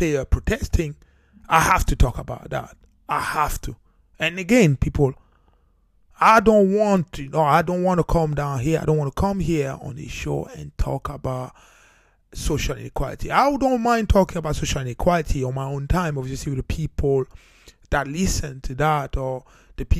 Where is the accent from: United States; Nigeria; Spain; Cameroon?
Cameroon; now in United Kingdom; I'm originally from Cameroon.